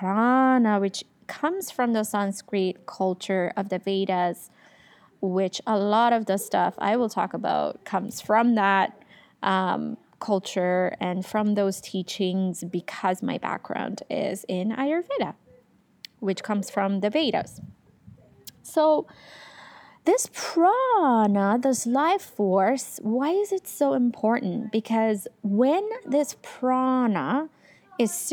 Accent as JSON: {"language": "English", "country": "Iran", "tie": "born or raised there", "moved": "as an adult", "lives_now": "Canada", "said": "I'm from Iran originally. I was born there. I lived there all throughout my teenagehood. And then I moved to Canada after"}